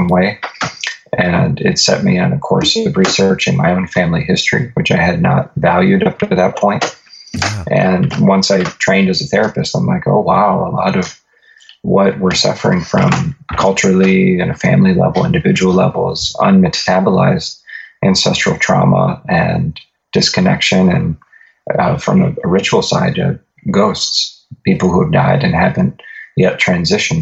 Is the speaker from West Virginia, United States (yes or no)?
no; Northeast Ohio, United States; I was born and raised in Northeast Ohio.